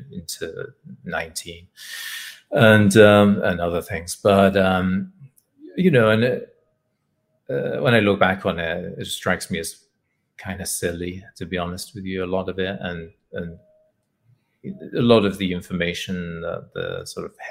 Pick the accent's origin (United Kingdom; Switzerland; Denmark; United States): United Kingdom; England; growing up in England